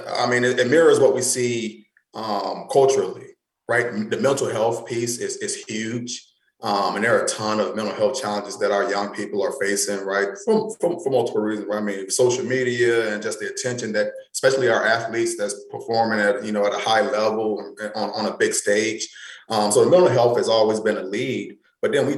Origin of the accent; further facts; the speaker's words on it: North Carolina, United States; moved away as an adult; now in Iowa, United States; I'm from North Carolina. I'm a Southern boy at heart